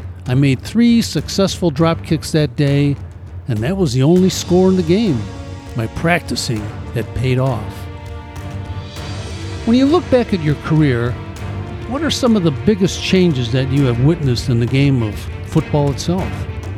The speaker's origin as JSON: {"language": "English", "town": "Springfield", "region": "Illinois", "country": "United States", "tie": "born or raised there", "said": "ever since I can remember, I was involved in athletics, one kind or another, in my hometown of Springfield, Illinois."}